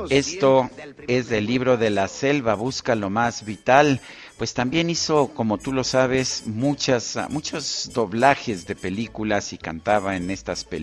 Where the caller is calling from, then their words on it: Ixtapaluca, State of Mexico, Mexico; de Ixtapaluca, sigámonos cuidando.